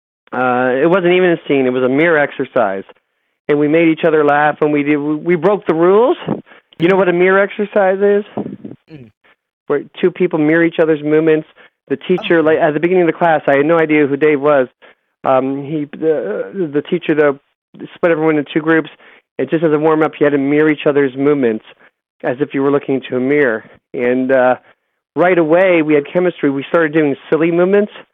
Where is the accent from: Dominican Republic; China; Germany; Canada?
Canada; Toronto, Ontario; I grew up in Toronto